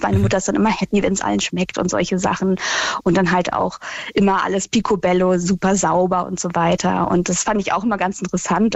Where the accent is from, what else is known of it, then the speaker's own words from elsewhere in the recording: Berlin, Germany; ich bin ja Berlinerin